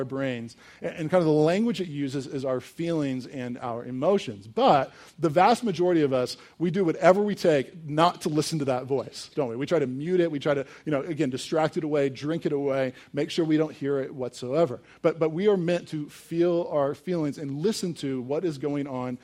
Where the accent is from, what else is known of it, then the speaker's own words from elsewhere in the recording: Richmond, Virginia, United States; I grew up in Richmond, Virginia, 2 miles away from the James River